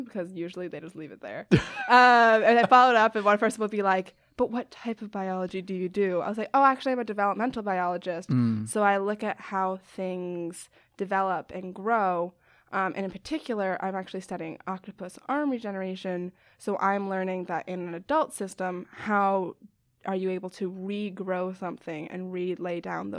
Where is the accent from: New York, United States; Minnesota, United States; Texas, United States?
New York, United States; Westchester; now in Chicago, United States; I'm from Westchester, New York. It's about 40 minutes north of the city. I went to school in Boston, and now I'm at University of Chicago, studying biology.